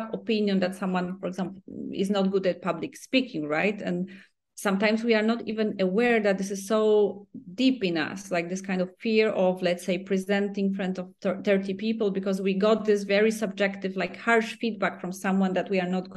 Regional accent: Poland; moved away; We are both from Poland

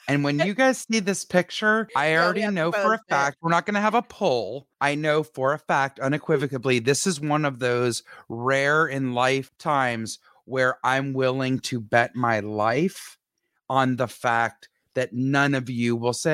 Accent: Montreal, Quebec, Canada; this listener lives in Montreal, which is my hometown where I was born.

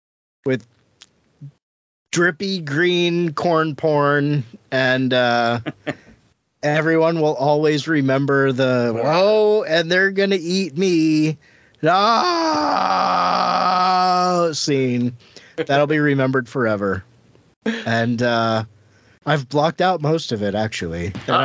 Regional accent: Ohio, United States; I'm from Ohio.

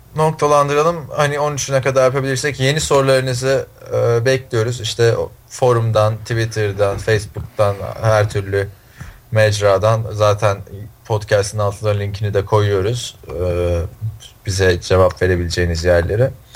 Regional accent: Istanbul, Turkey; now in United States; İstanbul, Türkiye.

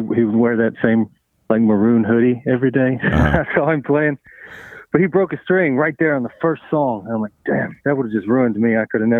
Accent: Mississippi, United States; born there; also born or lived in East Texas; now in Georgia, United States; Yeah, in East Texas, I was born in Mississippi, and I ended here in Georgia.

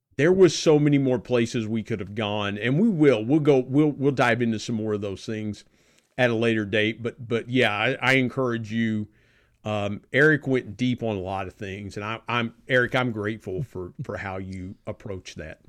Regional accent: South Point, Ohio, United States; moved away as an adult; also born or lived in Belpre, Ohio; now in Barboursville, United States; I grew up in a little town called South Point, Ohio

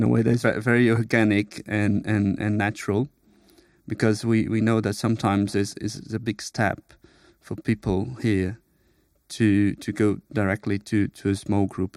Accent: Brazil; moved away as an adult; now in United Kingdom; I'm from Brazil. I moved to the U K a couple of years ago.

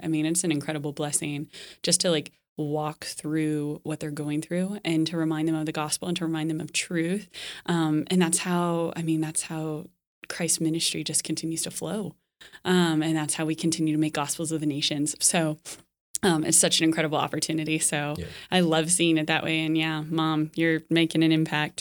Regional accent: Dallas, Texas, United States; moved away; also born or lived in Lincoln, Nebraska / France; I'm from Dallas originally.

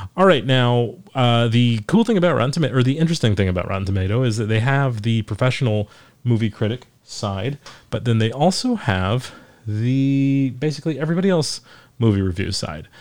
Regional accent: Forsyth County, Georgia, United States; it's from my hometown, if I do the the Forsyth County News from Forsyth County, Georgia

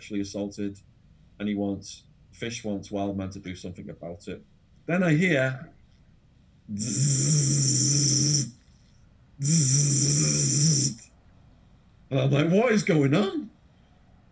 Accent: England, United Kingdom; accent: English; moved away as an adult; also born or lived in Arizona; now in London, United Kingdom; my English accent.

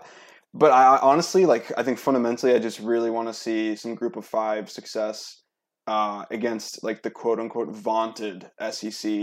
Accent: Minnesota, United States; as a Minnesotan

